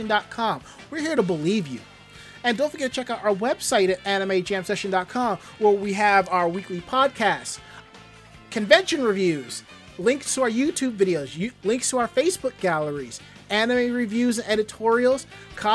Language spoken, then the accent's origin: English; New York City, New York, United States; I'm a New Yorker